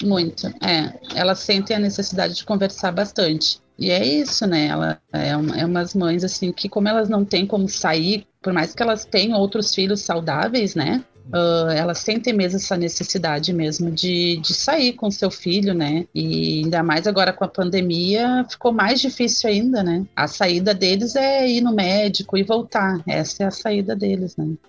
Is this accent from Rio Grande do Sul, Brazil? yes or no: yes; Gravataí, Rio Grande do Sul, Brazil; eu sou de Gravataí